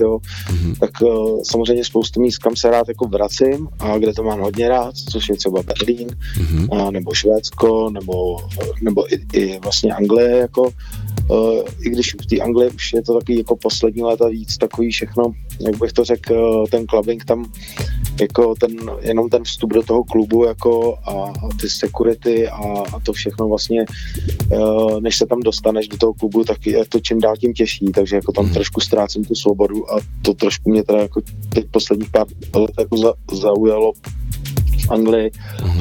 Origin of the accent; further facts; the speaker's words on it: Czechia; u nás v Čechách